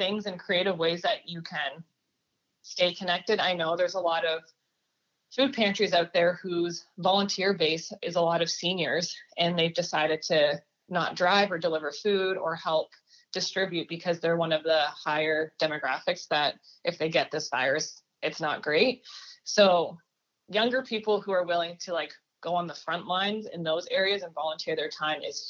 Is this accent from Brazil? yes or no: no; Canada; moved away as an adult; now in United States; I'm an international student, so I'm actually from Canada